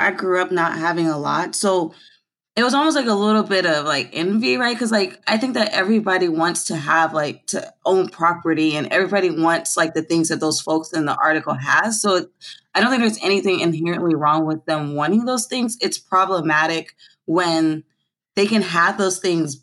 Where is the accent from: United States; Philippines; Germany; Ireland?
United States; Los Angeles, California; moved away as an adult; also born or lived in Philadelphia, Pennsylvania; I was born here actually in South Central Los Angeles.